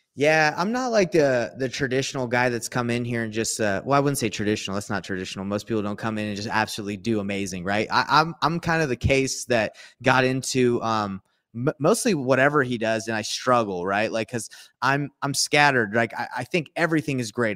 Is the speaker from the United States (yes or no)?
yes; Atlanta, Georgia, United States; I grew up in Atlanta, Georgia